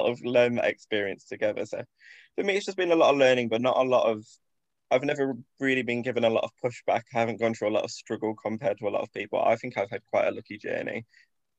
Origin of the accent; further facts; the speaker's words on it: Grimsby, Yorkshire and the Humber, United Kingdom; I grew up in Grimsby, which is a town up north